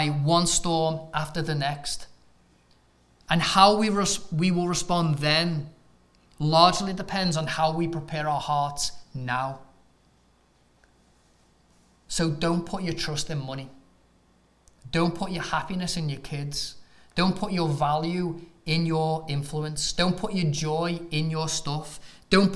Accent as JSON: {"language": "English", "region": "England", "country": "United Kingdom", "moved": "as an adult", "lives_now": "United States", "said": "as an Englishman"}